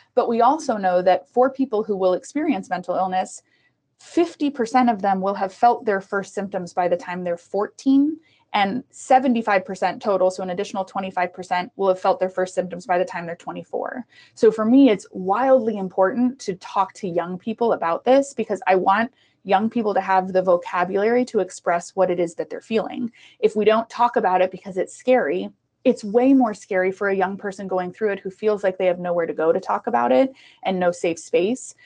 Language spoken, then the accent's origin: English; Prairie Village, Kansas, United States; also born or lived in Costa Rica; I was born in Costa Rica we moved from Costa Rica to Prairie Village um, with my mom